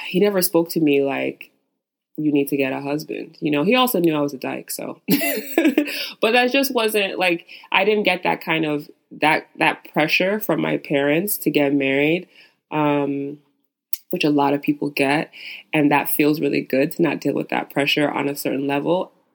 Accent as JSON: {"language": "English", "country": "Nigeria", "said": "as a Nigerian"}